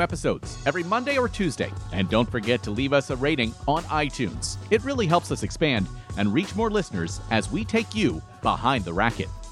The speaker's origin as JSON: {"language": "English", "country": "United States", "said": "as an American"}